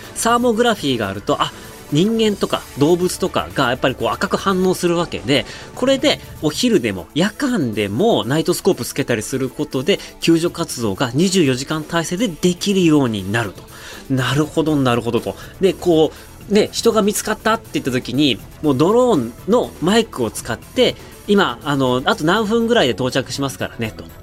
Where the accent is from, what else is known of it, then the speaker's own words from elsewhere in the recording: Otaru, Hokkaido, Japan; moved away as an adult; now in China; 小樽といえば皆さんご存知、僕の出身地